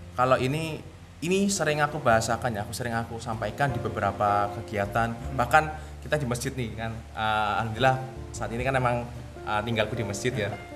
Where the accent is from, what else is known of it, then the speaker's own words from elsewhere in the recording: Indonesia; kita sebagai warga negara Indonesia uh WNI